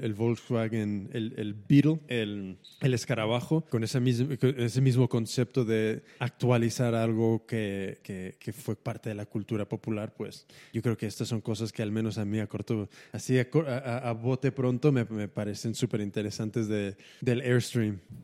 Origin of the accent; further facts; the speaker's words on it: United States; como americano